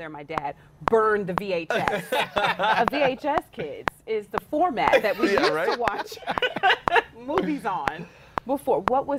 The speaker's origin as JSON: {"language": "English", "region": "the South", "country": "United States", "said": "I'm from the South."}